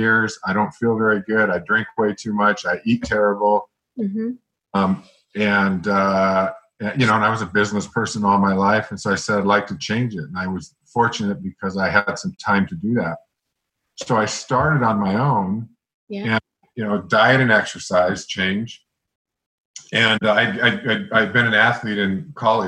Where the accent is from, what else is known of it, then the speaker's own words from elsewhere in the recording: Montana, United States; I'm from Montana